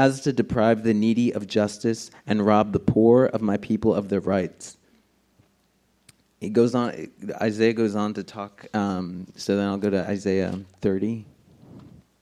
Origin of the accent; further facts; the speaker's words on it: Union City, New Jersey, United States; I grew up in Union City. We were poor. It was the most densely populated city in the world at the time